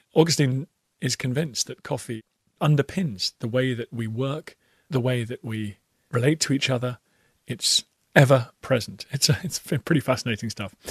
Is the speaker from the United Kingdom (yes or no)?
yes; United Kingdom; accent: British; As Brits